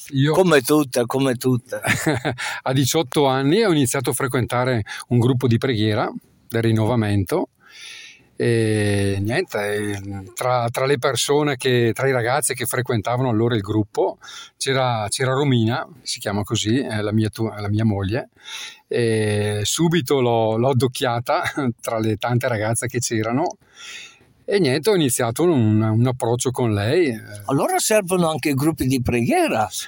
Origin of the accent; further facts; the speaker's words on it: Botticino, Lombardy, Italy; Allora, io eh, sono di Botticino